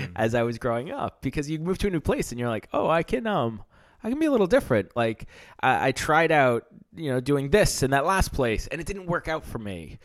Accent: United States; moved away; I grew up in America. I grew up getting baseball cards.

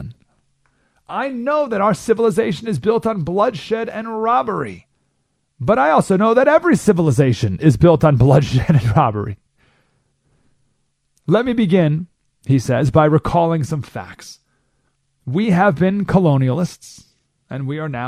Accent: Syracuse, New York, United States; also born or lived in Southern California; now in California, United States; I grew up in Syracuse, New York, so we learned all about the Iroquois Indians and the Erie Canal

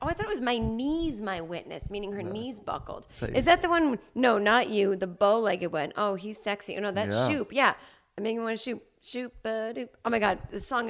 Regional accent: Boston, Massachusetts, United States; I grew up in Boston

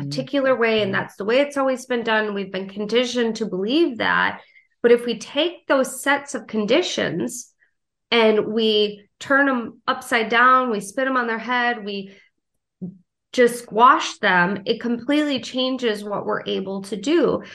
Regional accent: Wisconsin, United States; moved away as an adult; now in South Carolina, United States; I grew up in Wisconsin and I moved down to South Carolina

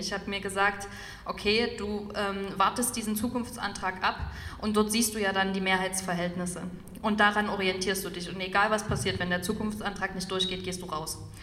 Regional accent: Dresden, Saxony, Germany; ich komme aus Dresden

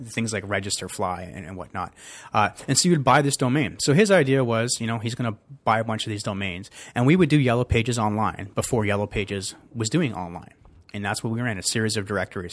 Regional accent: Toronto, Ontario, Canada; also born or lived in Glasgow, Scotland / Calgary; where I grew up in Scarborough was Maldron

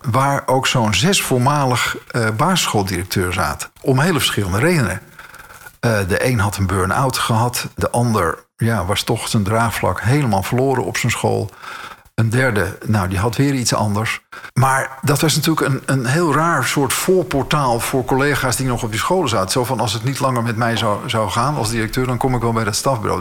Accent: Alkmaar, North Holland, Netherlands; moved away as an adult; also born or lived in Schoorl; now in Amsterdam, Netherlands; ik woonde in Schorl, geboren in Alkmaar

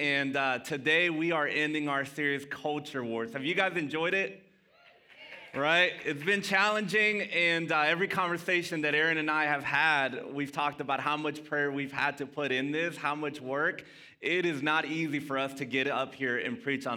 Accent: Dallas, Texas, United States; first language Spanish; English is a second language; also born or lived in Mesquite, Texas; I grew up in Pleasant Grove. I'm a Grove rat

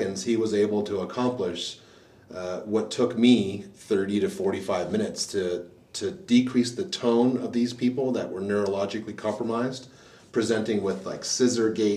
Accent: Canada; moved away as an adult; also born or lived in Tampa, Florida; I'm a Canadian born practitioner

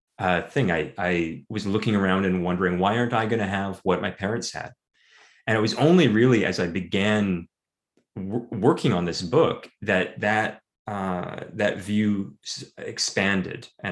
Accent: Vancouver, British Columbia, Canada; growing up in Vancouver

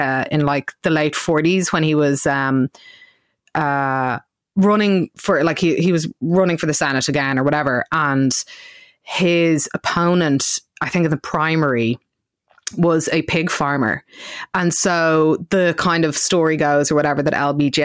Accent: Dublin, Leinster, Ireland; I am from South County Dublin

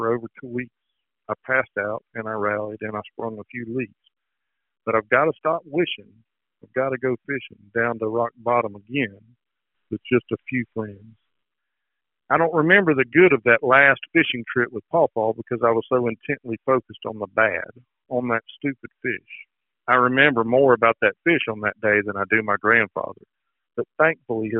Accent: Alabama, United States; growing up in Alabama

